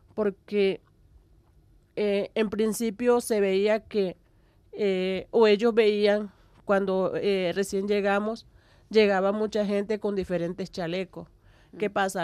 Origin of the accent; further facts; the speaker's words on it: Cesar, Colombia; now in La Guajira, Colombia; yo soy del Cesar. Yo soy de, un pueblo que queda al pie o en las estribaciones de la Sierra Nevada de Santa Marta